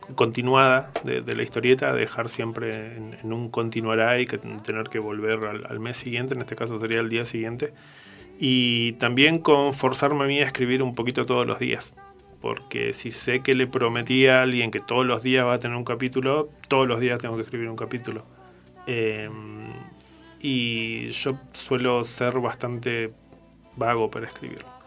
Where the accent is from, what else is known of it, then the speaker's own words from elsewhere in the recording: Patagonia, Argentina; siendo patagónico